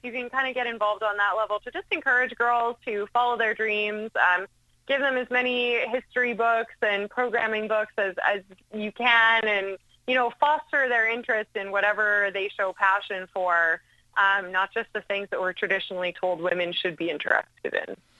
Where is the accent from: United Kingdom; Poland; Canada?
Canada; I'm Canadian